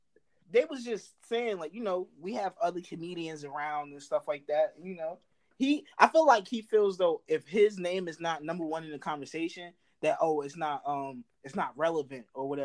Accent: New Jersey, United States; From Jersey, 19, student at Morgan State University.

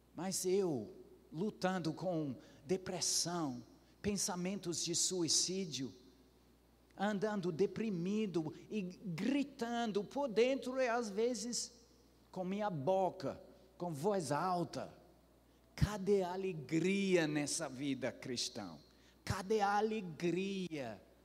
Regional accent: Ceará, Brazil; como boa cearense

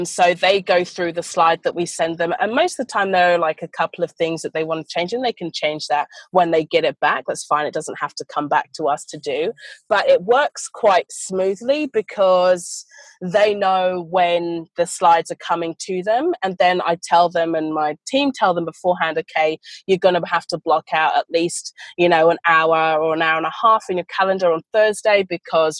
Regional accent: United Kingdom; moved away as an adult; also born or lived in London; now in Australia; I am an Australian citizen, but I was born in the UK. So I've been here for about 8 years now.

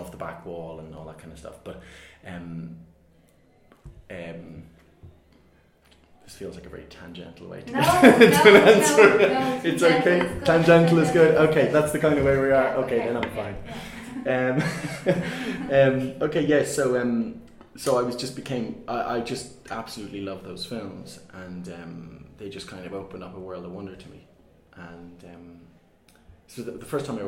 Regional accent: Navan, Leinster, Ireland; I'm from Navan and it's a small town

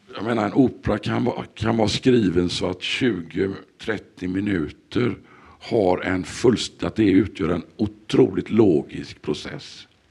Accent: Sweden; vi som svenskar

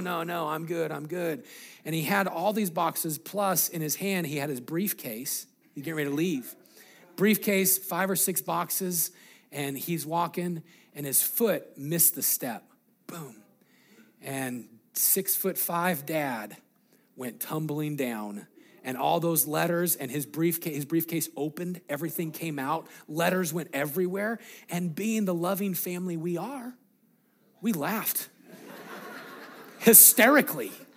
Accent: Greeley, Colorado, United States; we grew up in Greeley, Colorado.

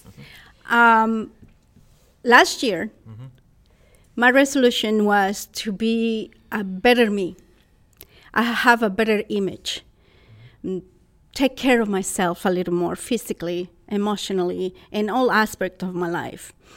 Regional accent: Costa Rica; English is a second language; moved away as an adult; also born or lived in San Luis Obispo, California; now in United States; I was born in Costa Rica, and in 1994, April 28, 1994, at 5:37 p.m., I arrived to San Luis Obispo, California. So, an expat from Costa Rica, learning another language

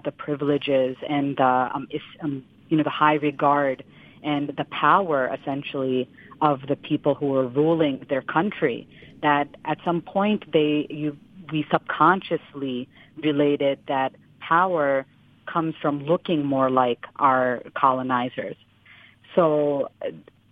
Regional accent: United States; My parents are Indian, though I was born and raised in the United States

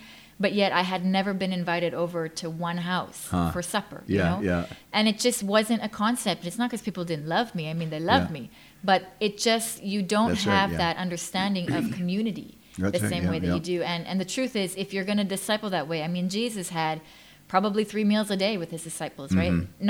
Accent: Thailand; now in Canada; because I grew up in Thailand as a missionary's kid, and then I went to North America.

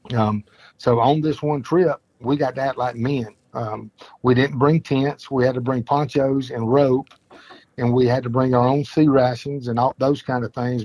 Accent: Mapleton, Georgia, United States; we grew up in Mapleton

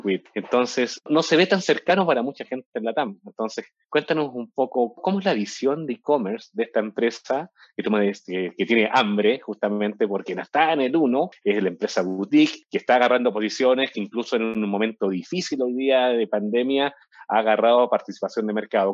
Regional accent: Chile; also born or lived in Peru; now in Mexico; yo nací en Chile, viví, en Perú, acá en México y llevo como 12 años

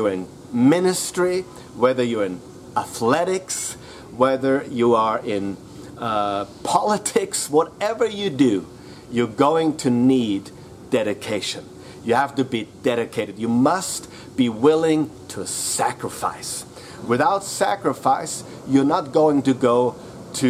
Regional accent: Austria; I am from Austria

